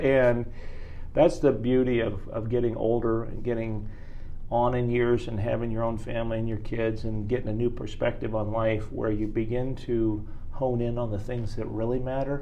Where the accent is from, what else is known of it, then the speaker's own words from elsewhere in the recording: Martinsville, Indiana, United States; moved away as an adult; also born or lived in Mooresville, Indiana; now in Hendricks County, United States; grew up down in Martinsville.